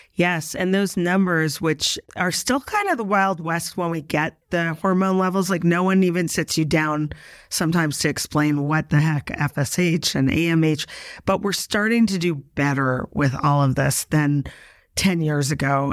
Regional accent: Canada; now in New York, United States; I'm originally from Canada

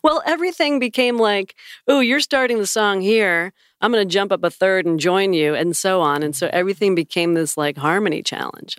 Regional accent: on Lake Ontario, Western New York near Niagara Falls, United States; moved away; I grew up right on Lake Ontario

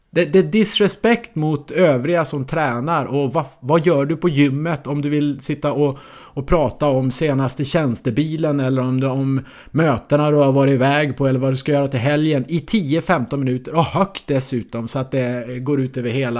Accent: Norrland, Sweden; moved away; also born or lived in Malmö; jag som norrlänning då boendes i Malmö

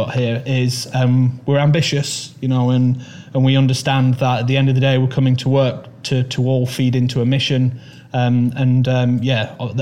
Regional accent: Manchester, North West England, United Kingdom; I was born in Manchester. I lived on Marsden Moor and kind of Saddleworth Moor

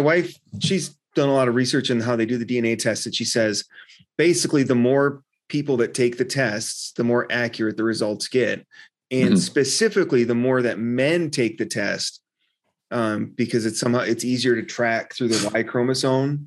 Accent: Wisconsin, United States; now in Phoenix, United States; I grew up in Wisconsin. It was cold and snowy on Christmas in Wisconsin, and I moved to Phoenix

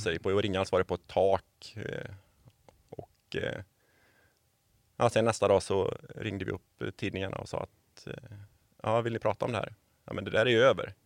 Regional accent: Borås, Västra Götaland, Sweden; moved away as an adult; now in Varberg, Sweden; jag är ju badjävel från Borås från början.

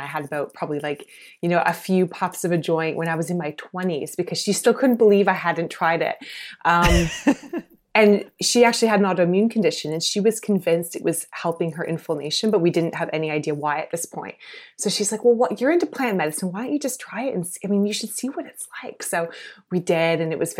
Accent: South Carolina, United States; now in Canada; I grew up in the States, actually, not in Canada. And I grew up in South Carolina. So quite conservative area.

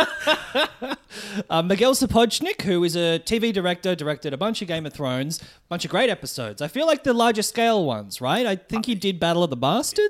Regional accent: Melbourne, Victoria, Australia; I'm a comedian from Melbourne

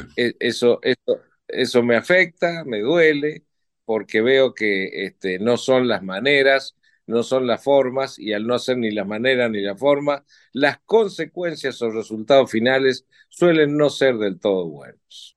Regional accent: Argentina; qué somos y quiénes somos los argentinos

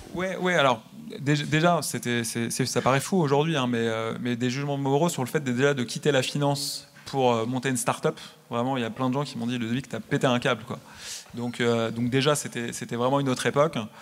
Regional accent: France; moved away as an adult; also born or lived in United States; je viens de France. mon réseau à l'origine, il est en France

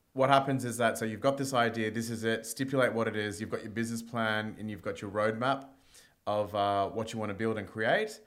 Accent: India; now in Australia; I'm Indian

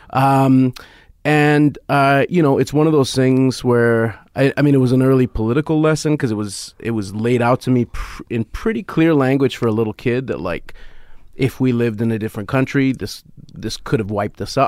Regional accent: Canada; as a Canadian

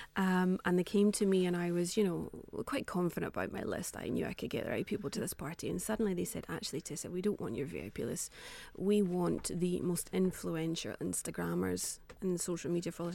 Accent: Scotland, United Kingdom; being Scottish

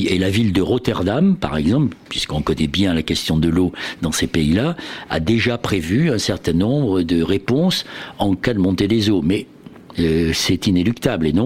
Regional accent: Brittany, France; Bah, moi, je viens de Bretagne, donc forcément, c'est ce qui me vient

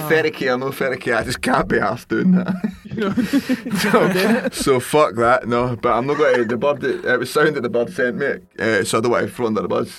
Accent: Scotland, United Kingdom; now in London, United Kingdom; I'm Scottish.

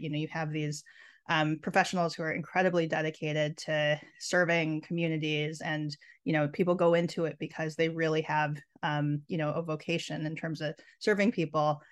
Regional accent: Minnesota, United States; growing up in Minnesota

